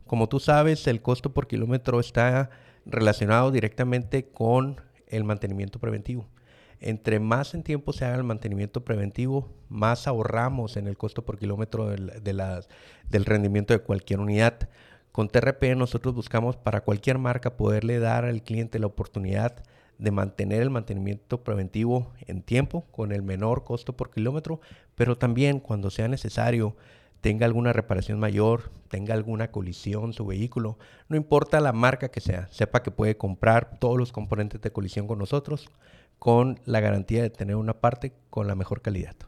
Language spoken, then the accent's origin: Spanish; Mexicali, Baja California, Mexico; orgullosamente cachanilla, soy de Mexicali, Baja California